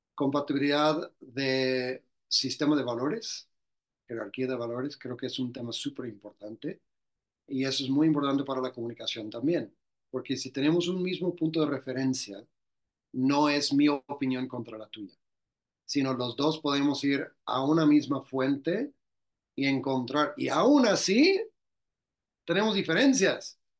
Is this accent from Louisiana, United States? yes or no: yes; Louisiana, United States; moved away as an adult; now in Mexico; soy del estado de Luisiana, de Estados Unidos